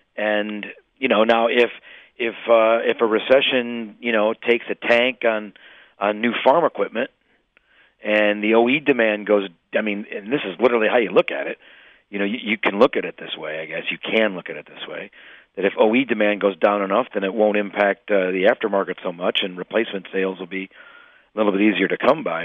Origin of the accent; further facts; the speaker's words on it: Illinois, United States; I'm from Illinois